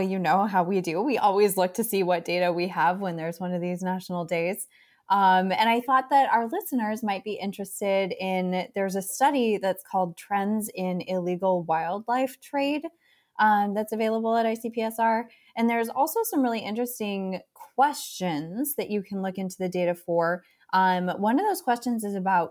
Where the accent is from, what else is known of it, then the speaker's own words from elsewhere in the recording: Los Angeles, California, United States; I am from Los Angeles